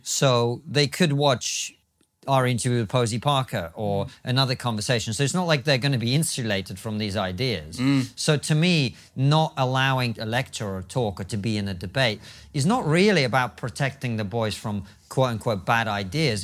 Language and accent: English; Russia; moved away; I'm from Russia